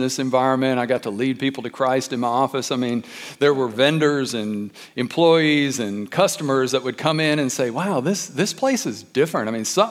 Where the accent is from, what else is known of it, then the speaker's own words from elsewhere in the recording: Detroit, Michigan, United States; I grew up in Detroit, so little suburb of Detroit down in the hood